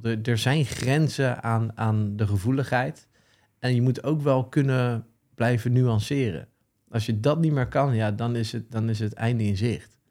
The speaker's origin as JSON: {"language": "Dutch", "town": "The Hague", "region": "South Holland", "country": "Netherlands", "tie": "born or raised there", "said": "Geboren en getogen zeeheld"}